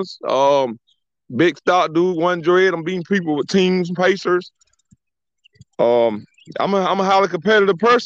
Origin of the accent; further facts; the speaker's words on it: South Georgia, United States; I'm from South Georgia. We from soul food land